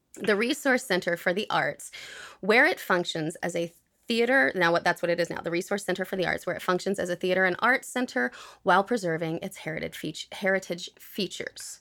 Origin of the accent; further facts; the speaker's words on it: United States; I am from the United States